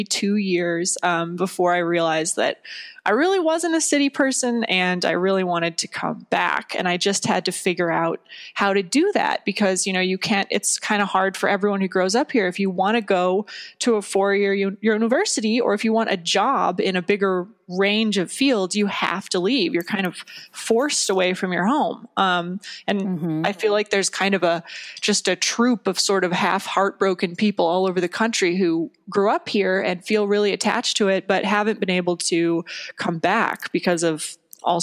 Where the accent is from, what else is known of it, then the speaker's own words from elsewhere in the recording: Eastern Sierra, California, United States; also born or lived in Minnesota; it's about growing up in the Eastern Sierra.